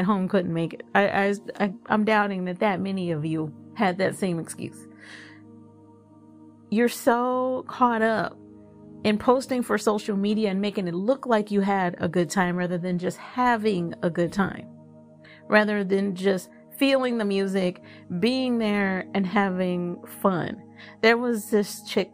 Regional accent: Dallas, Texas, United States; now in Fort Worth, United States; I'm not originally from Fort Worth. I'm originally from Dallas

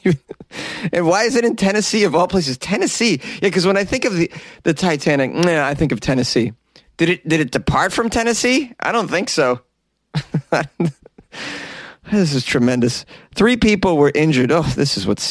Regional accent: Canada; I'm Canadian.

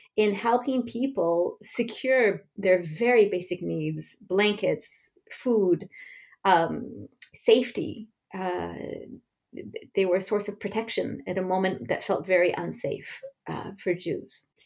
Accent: United States; moved away as an adult; also born or lived in France; I was born and raised in the United States

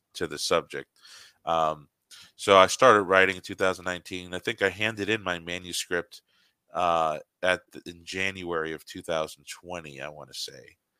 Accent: United States; an American Protestant

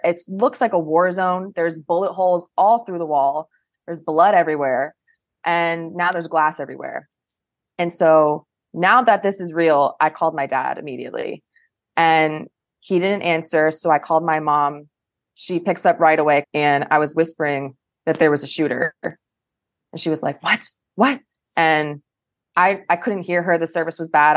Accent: Coral Springs, Florida, United States; moved away as an adult; now in Pentagon City, United States; I am from Coral Springs, Florida, which is South Florida, and it's about an hour north of Miami

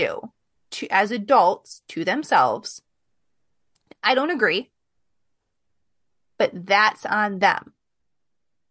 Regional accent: Midwest, United States; accent: Midwest plus a little bit of Southern; I have this weird mix of Midwest plus a little bit of Southern, like mixed in my colloquialisms and sometimes my accent

